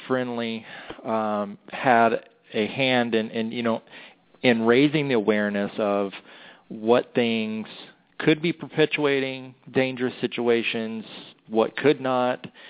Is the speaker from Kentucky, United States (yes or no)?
no; St. Louis, Missouri, United States; I'm from St. Louis